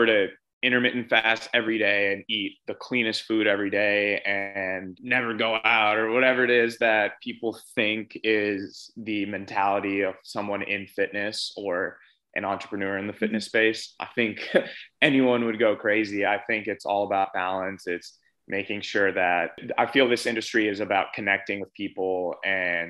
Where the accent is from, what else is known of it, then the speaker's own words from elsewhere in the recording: New York City, New York, United States; I'm born and raised from New York City. I was born in Manhattan, grew up there